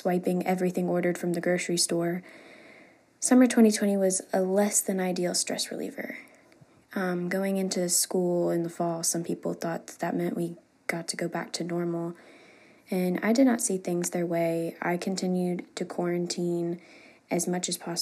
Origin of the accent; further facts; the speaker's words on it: Biloxi, Mississippi, United States; also born or lived in Hattiesburg, Mississippi; I'm from Biloxi, Mississippi